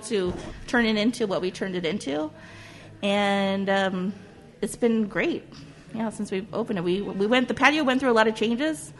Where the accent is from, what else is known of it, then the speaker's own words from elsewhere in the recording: Whittier, California, United States; also born or lived in Los Angeles / Pasadena; I grew up in Whittier, in this part of Whittier, uh, my whole life. We moved here in 1980